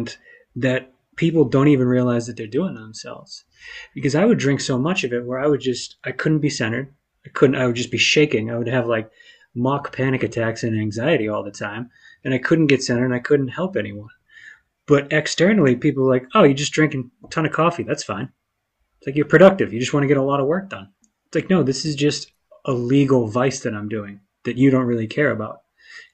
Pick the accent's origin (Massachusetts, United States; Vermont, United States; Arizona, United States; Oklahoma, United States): Massachusetts, United States; outside of Boston; growing up in the Northeast, like growing up outside of Boston